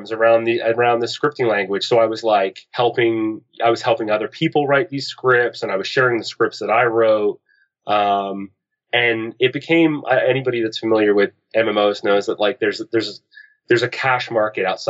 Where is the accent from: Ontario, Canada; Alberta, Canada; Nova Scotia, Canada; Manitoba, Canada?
Nova Scotia, Canada; Halifax; I'm from the East Coast of Canada, Halifax, Nova Scotia. And that was where I did most of my growing up